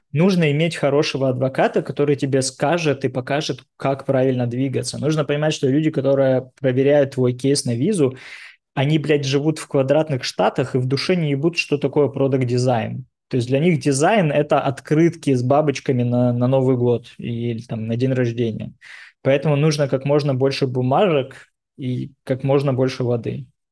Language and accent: Russian; Dnipro, Dnipropetrovsk Oblast, Ukraine; also born or lived in Moscow, Russia / Tel Aviv, Israel; now in New York, United States; Когда я первый раз переезжал там, из Днепропетровска в Москву, для меня домом был Днепропетровск